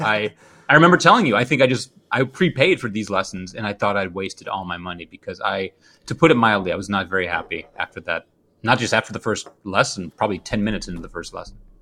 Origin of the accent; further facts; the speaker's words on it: Midwest, United States; I'm a Midwesterner.